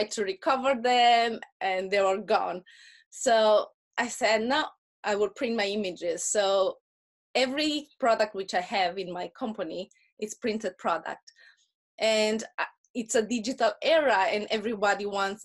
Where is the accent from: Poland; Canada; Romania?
Romania; accent: Russian accent; English is a second language; moved away as an adult; after we moved from Romania